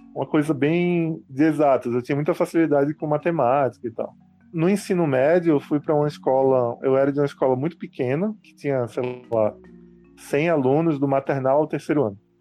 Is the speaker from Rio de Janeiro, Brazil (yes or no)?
no; Recife, Pernambuco, Brazil; eu não sou apenas recifense, mas eu cresci, nasci e cresci na, no bairro da Boa Vista